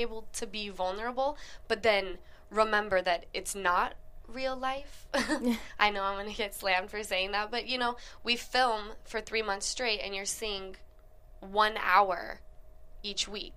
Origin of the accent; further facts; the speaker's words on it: Utah, United States; now in Los Angeles, United States; girlfriends of mine that I grew up with in Utah